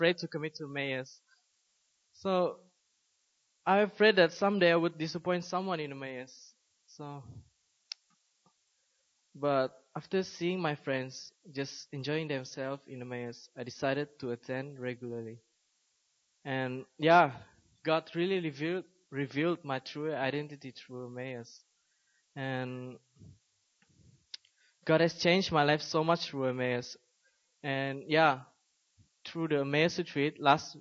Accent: Malaysia; moved away as an adult; also born or lived in South Korea; now in Seoul, South Korea; I was born and raised in Malaysia and came to Korea about 6 months ago

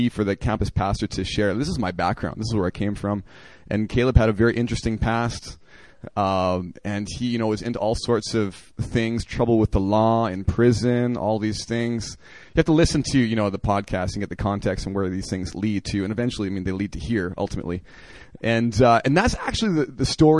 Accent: Oakbank, Manitoba, Canada; moved away; I grew up in a Christian family in Canada in a very rural area

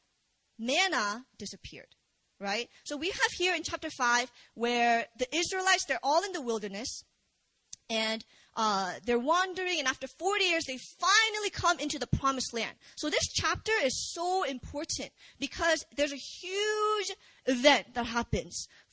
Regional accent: Virginia, United States; moved away as an adult; also born or lived in Busan, South Korea; now in South Korea; I was born in Korea, and I moved to America when I was 5. So I'm from Virginia, and VA

